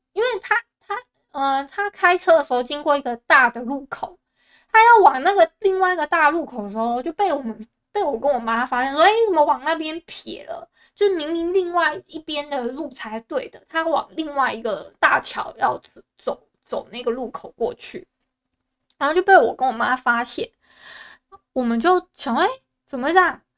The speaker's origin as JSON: {"language": "Chinese", "country": "Taiwan", "said": "我不是福建人，我是台湾人"}